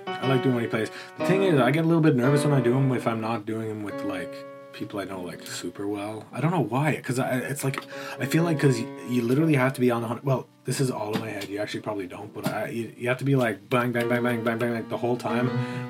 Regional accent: Galway, Connacht, Ireland; I'm from Galway.

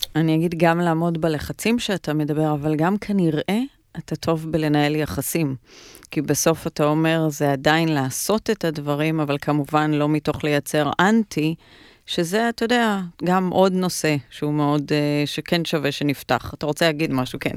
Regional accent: Ra'anana, Central District, Israel; moved away as an adult; now in Tel Aviv, Israel; גדלתי ברעננה, שזה מעניין, כי ברעננה, כשאני גדלתי ברעננה, עברתי לשם, עברנו כשהייתי בת שבע בערך

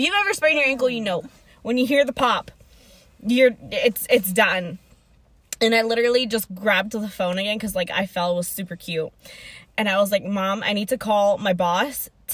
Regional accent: San Jose, California, United States; we live in Santa Clara County. We're from San Jose.

